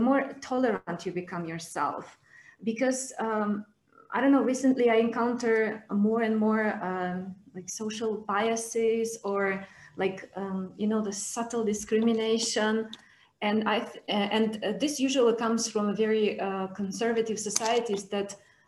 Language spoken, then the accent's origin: English; Georgia; moved away as an adult; now in Moldova; So I currently live in Moldova, but I'm coming from Georgia.